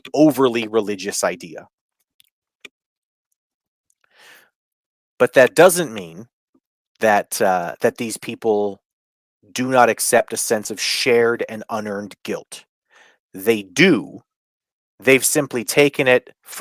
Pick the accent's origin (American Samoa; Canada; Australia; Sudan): Canada; I grew up as a Canadian